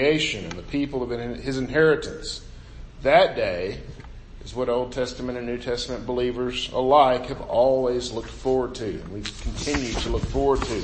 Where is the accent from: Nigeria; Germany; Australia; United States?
United States; I grew up right on the Mississippi River